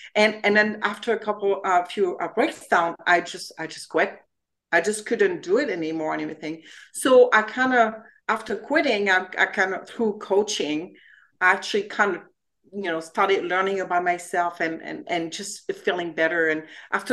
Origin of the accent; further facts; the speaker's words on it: France; English is a second language; moved away as an adult; now in United States; I'm originally from France and I came to the US to spend a year here, learn English